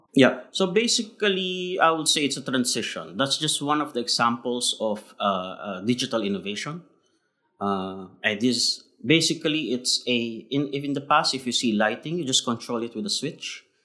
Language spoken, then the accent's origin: English; Philippines; now in Shanghai, China; Being Filipino, we are very uh, we are very resilient people.